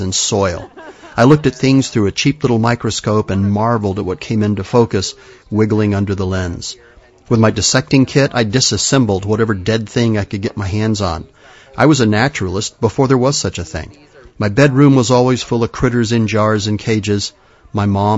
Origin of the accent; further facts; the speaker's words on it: Madrid, Community of Madrid, Spain; moved away; When I was a kid, growing up in Madrid